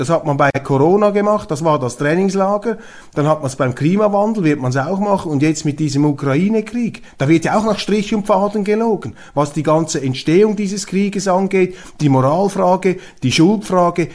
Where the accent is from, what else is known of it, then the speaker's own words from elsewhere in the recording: Switzerland; als Schweizer